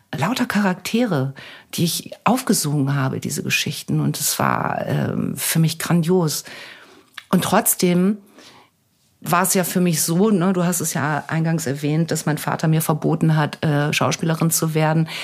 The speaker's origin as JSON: {"language": "German", "country": "Germany", "said": "Deutschland ist meine Heimat. Ich habe meine Familie, meine Freunde hier"}